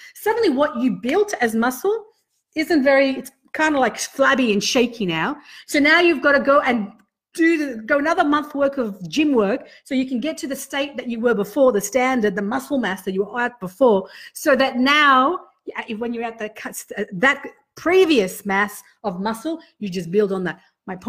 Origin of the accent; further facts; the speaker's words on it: Sydney, New South Wales, Australia; now in Canberra, Australia; I came from Sydney, a big city where it was a different landscape, right? Total different landscape. And I came to Canberra